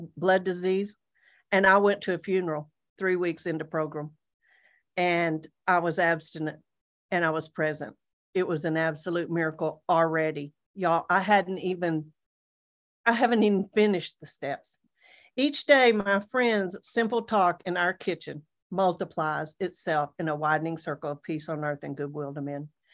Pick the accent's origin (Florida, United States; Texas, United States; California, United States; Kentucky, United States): Texas, United States; Amarillo; moved away as an adult; I'm from the Panhandle of Texas